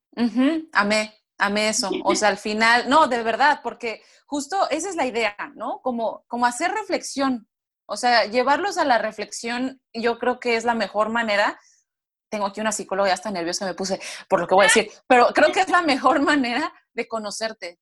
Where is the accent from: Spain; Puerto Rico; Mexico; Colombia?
Mexico; moved away as an adult; also born or lived in United States / Brazil; yo soy mexicana, pero en dos diferentes países, Estados Unidos y Brasil